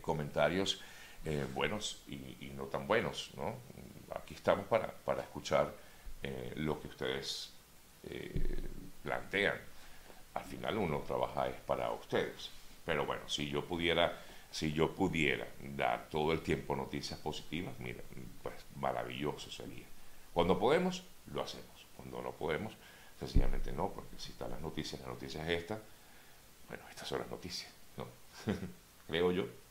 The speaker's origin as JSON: {"language": "Spanish", "country": "Venezuela", "said": "somos nosotros los venezolanos"}